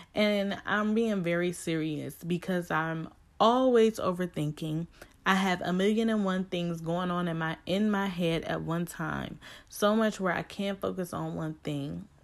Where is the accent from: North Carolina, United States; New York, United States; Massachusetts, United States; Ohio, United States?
Ohio, United States; Cleveland; I am from Cleveland, Ohio